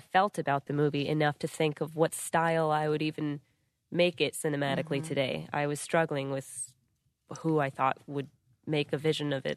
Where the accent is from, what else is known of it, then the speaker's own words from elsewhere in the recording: United States; being born and raised in the United States